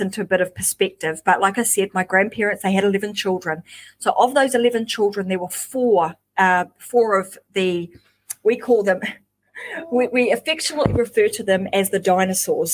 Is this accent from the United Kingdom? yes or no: no; New Zealand; now in Queensland, Australia; I am originally from New Zealand